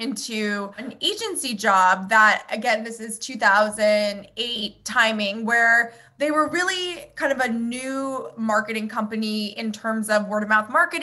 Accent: Palm Beach Gardens, Florida, United States; moved away; So I grew up in Florida. So South Florida in Palm Beach Gardens area

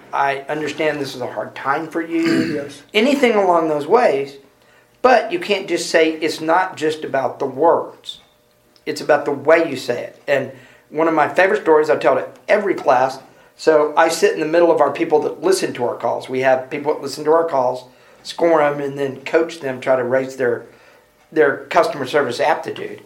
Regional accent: Houston, Texas, United States; I'm from Houston, so we're both from Texas.

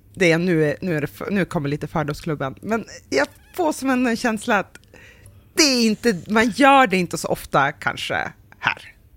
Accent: Norrland, Sweden; vi är från Norrland

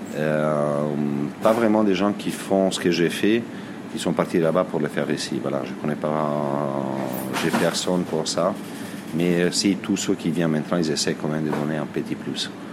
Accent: Varese, Lombardy, Italy; French is a second language; now in France; je suis né à Varese, euh, en Lombardie, du côté du lac Majeur.

